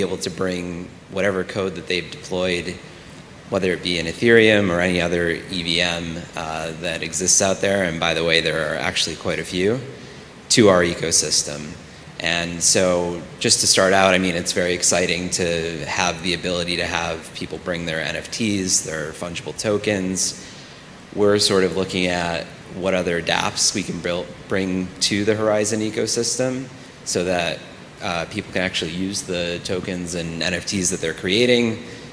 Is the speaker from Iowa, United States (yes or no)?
no; New York City, New York, United States; I'm from the best city in the world, New York City.